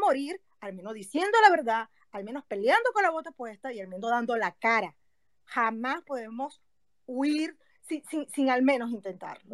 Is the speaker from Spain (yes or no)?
no; Venezuela; accent: Venezuelan; moved away as an adult; now in Mexico; soy México-venezolana y obviamente se me nota mucho el acento de Venezuela, a pesar que tengo ocho años en México